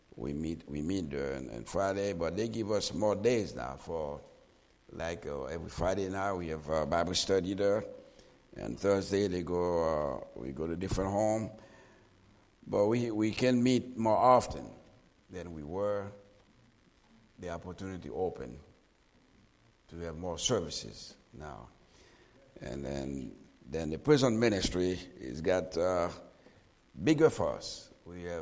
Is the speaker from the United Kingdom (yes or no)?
no; Haiti; also born or lived in Lock Haven, Pennsylvania / Ohio; now in South Florida, United States; Born and raised in Haiti.